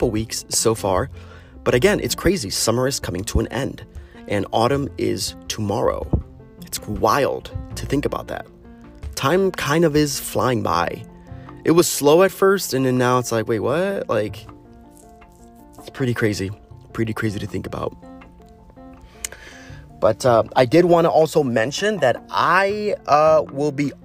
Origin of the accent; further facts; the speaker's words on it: United States; As an American